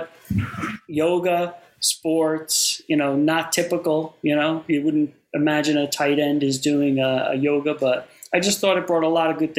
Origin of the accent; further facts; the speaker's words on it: New York, United States; being a New Yorker, being a Yankees fan.